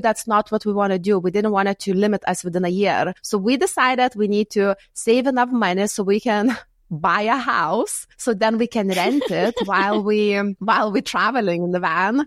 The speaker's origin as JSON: {"language": "English", "country": "Lithuania", "also_born_or_lived": "United Kingdom", "moved": "as an adult", "said": "I'm from Lithuania and I moved in the U K in my early twenties."}